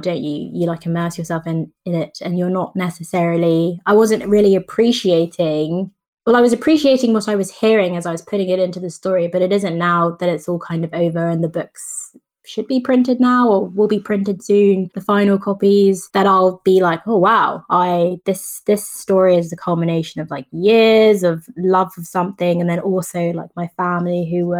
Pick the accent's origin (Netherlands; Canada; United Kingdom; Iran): United Kingdom; England; I've grown up in England, so there's a healthy amount of skepticism towards most things, but I'm also Jamaican.